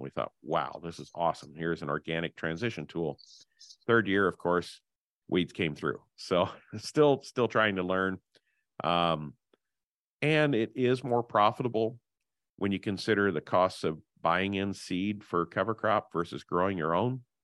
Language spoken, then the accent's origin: English; Henry County, Illinois, United States; I grew up in Henry County, the self-proclaimed hog capital of the world